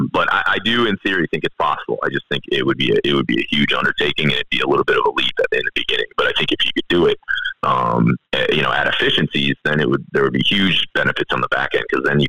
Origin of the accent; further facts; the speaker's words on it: United States; I'm as American as they come